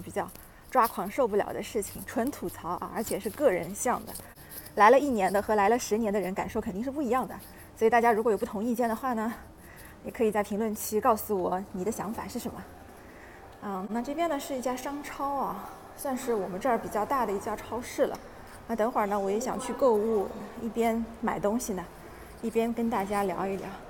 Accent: China; moved away as an adult; now in Austria; 我们是从中国过来拿配额的这个身份嘛

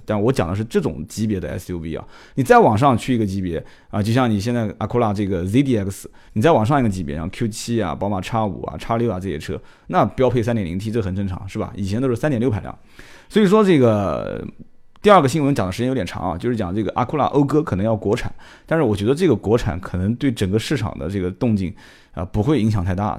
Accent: Nanjing, Jiangsu, China; accent: Nanjing dialect; 我们南京话讲就是很摆

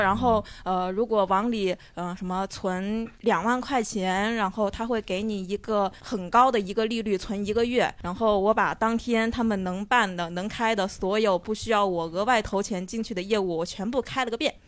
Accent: Changsha, Hunan, China; 我是一个长沙人

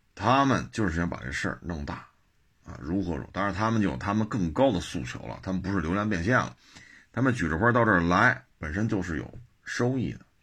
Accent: Beijing, China; 我们生在这儿，长在这儿的这些北京人

